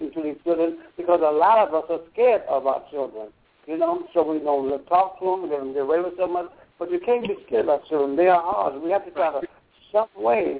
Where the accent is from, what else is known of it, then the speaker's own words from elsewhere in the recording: Akron, Ohio, United States; moved away; also born or lived in New York City; a lot of people say I'm from New York City, but I'm from Ohio